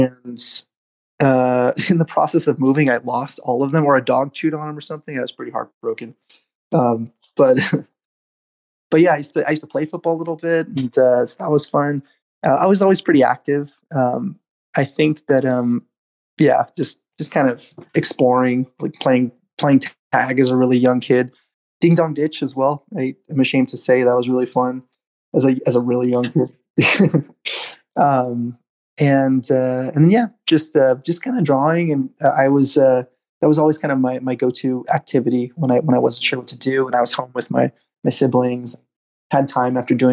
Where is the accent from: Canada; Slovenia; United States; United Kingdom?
United States; Southern California; also born or lived in Glendale, California / Eagle Rock / Palmdale; I was born in Glendale, California, and spent most of my life in Southern California